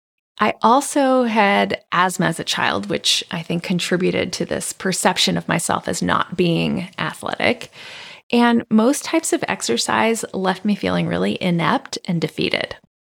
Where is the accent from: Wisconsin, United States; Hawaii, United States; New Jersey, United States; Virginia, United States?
Hawaii, United States; also born or lived in Japan; I was born in Japan and I grew up in Hawaii. Hawaii is a mecca for immigrants and a place where many cultures coexist, intermix, and influence each other.